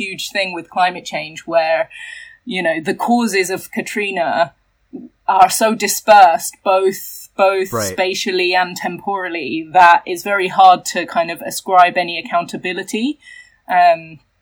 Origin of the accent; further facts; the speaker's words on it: England, United Kingdom; I'm from England.